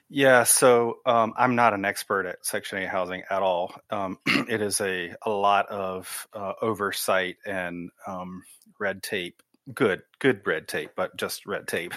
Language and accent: English; Wilmington, North Carolina, United States; moved away as an adult; also born or lived in Germany / Raleigh, North Carolina / Oregon; I was actually born in Germany, um, transpired over to Wilmington, so I grew up in Wilmington